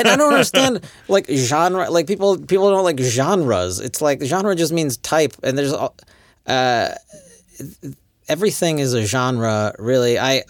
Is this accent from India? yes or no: no; Poland; English is a second language; I am from the Poland. I don't understand these books. Anyway, this English is difficult.